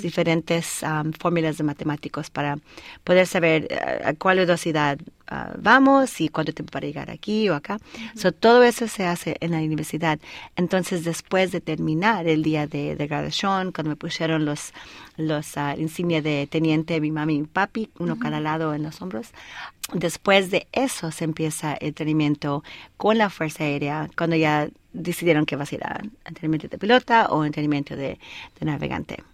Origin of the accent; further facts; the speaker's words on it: Colorado, United States; first language Spanish; moved away as an adult; also born or lived in El Paso, Texas; nací en El Paso, Texas, y mis hermanos y hermanas um, nacieron en Colorado. Y ahí estuve estudiando y de ahí terminé la secundaria